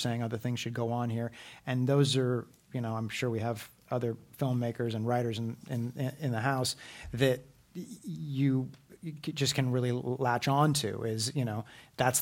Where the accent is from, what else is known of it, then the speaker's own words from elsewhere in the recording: Berkeley, California, United States; moved away as an adult; also born or lived in New York City; now in Los Angeles, United States; I grew up in Berkeley, California, and did kind of the triangle of Berkeley, California, New York City, and then Los Angeles.